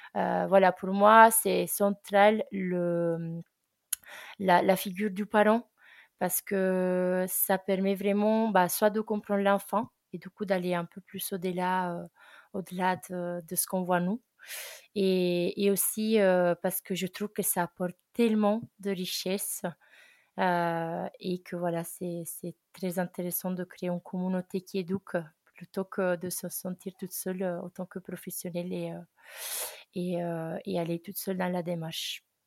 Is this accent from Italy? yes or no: yes; Italy; French is a second language; moved away as an adult; also born or lived in Ardèche, France; now in France; je suis italienne et ça fait un an que j'habite en France, plus précisément en Ardèche